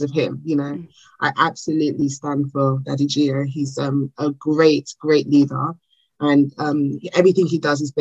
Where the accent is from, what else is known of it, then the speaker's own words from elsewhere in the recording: Nigeria; accent: Nigerian; I'm Nigerian